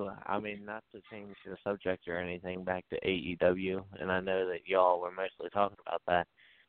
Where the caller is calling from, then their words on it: Bunker Hill, West Virginia, United States; I'm calling from Bunker Hill, West Virginia.